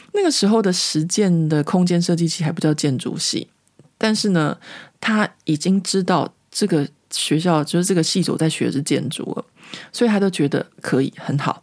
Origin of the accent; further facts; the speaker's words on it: Taiwan; moved away as an adult; now in Paris, France; 我从台湾来的